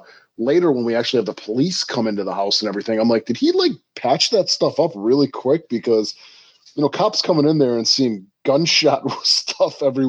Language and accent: English; Milwaukee, Wisconsin, United States; I grew up in Milwaukee, which is not that far away from Chicago.